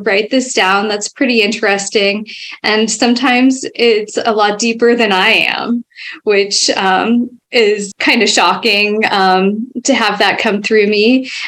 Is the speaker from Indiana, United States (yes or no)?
no; Foster City, California, United States; I grew up in the Bay Area a little bit further south from where I live now in a town called Foster City. Back then, it was a small town and just fairly recently built. It was built on landfill, of all things